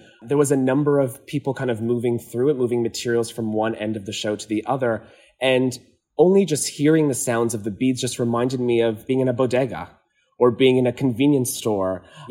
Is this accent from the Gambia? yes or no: no; Azores, Portugal; So I'm from the Azores in Portugal, and many homes still have their laundry outside in these kind of tanks